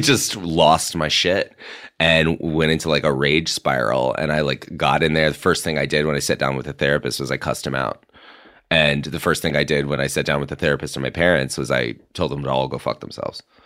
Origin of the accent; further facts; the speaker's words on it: Mississippi, United States; moved away; I'm from Mississippi